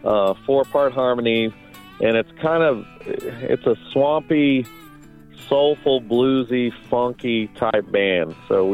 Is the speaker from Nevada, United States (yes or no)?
yes; Las Vegas, Nevada, United States; Yeah, we're all from Las Vegas.